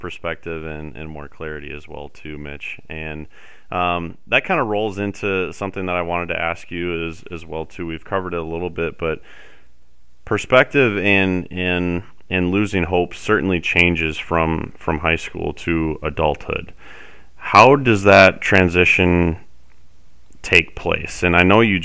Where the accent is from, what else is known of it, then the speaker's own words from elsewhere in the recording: Summit, United States; growing up in Summit